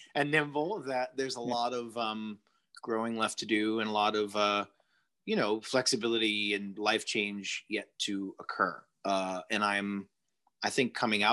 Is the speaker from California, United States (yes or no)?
no; Long Island, New York, United States; I grew up in New York adjacent, you know, 40 minutes from New York City in the suburbs of Long Island